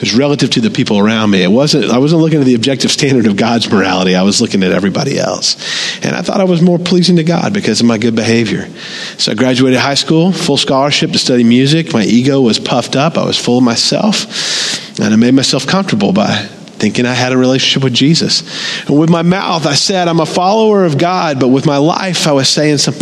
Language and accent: English; the Bible Belt, United States; I grew up in America. Always been in church in the Bible Belt from the time I was born